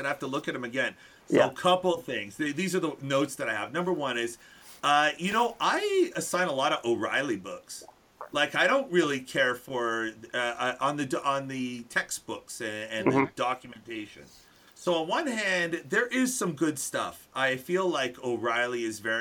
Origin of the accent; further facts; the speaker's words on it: Canada; As a Canadian